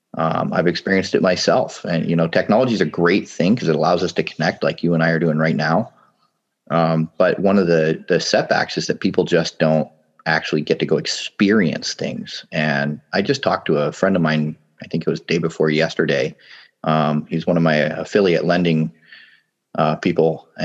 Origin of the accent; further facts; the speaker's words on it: Papua New Guinea; now in United States; I mean, yeah, I grew up in Papua New Guinea. A lot of people came back to the U.S. and I was forced to come out of my little wonderland there, living in the tropics.